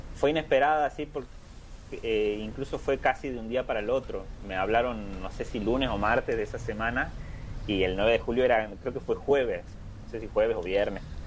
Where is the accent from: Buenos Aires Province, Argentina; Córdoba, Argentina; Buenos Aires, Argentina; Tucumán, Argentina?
Tucumán, Argentina; Simoca; donde yo vengo, de Tucumán, de Simócala, del norte, de Argentina